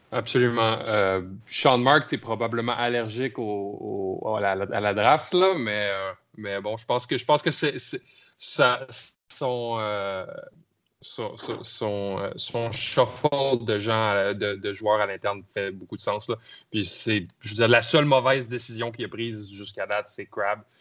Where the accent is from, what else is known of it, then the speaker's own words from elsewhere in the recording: Canada; votre Canadien préféré